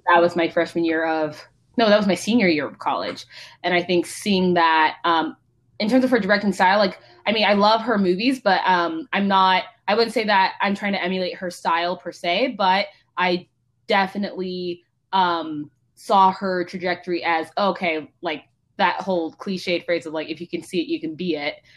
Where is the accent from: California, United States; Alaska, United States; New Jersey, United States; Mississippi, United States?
California, United States; Palo Alto; grew up in basically Palo Alto, Mountain View.